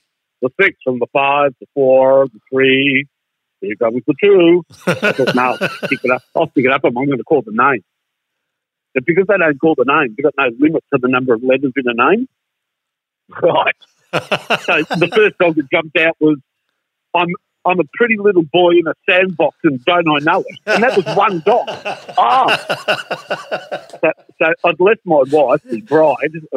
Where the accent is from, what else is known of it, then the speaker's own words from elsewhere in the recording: Australia; I'm from Australia